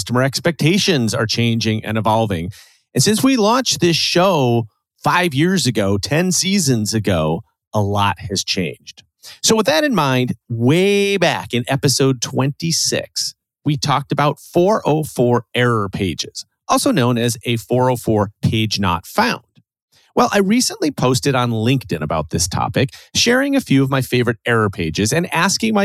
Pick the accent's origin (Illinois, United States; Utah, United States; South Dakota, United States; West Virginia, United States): Illinois, United States; Chicago; being the Chicagoan here on this show